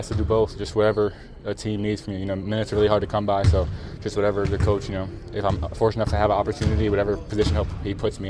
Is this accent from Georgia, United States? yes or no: no; New York City, New York, United States; I'm from New York City, so it's really different, but beautiful.